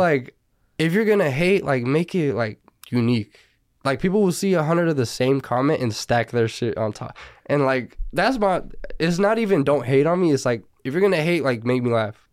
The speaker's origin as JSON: {"language": "English", "town": "Burbank", "region": "California", "country": "United States", "tie": "born or raised there", "also_born_or_lived": "Sylmar, Los Angeles", "lives_now": "Northridge, Los Angeles, United States", "said": "I was born in Selmar, but I didn't live there. And I grew up in Burbank"}